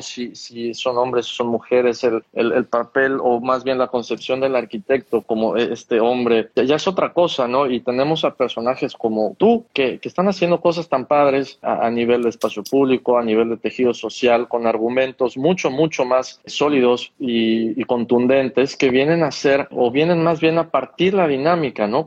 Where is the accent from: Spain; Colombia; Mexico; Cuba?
Mexico